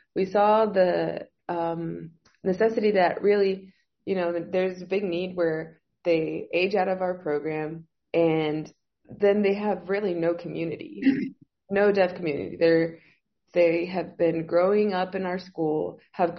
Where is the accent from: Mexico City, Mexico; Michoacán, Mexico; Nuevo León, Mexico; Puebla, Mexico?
Nuevo León, Mexico; Monterrey; moved away as an adult; now in Reynosa, Mexico; I'm from Monterrey, so I live two hours away, like two hours south from Reynosa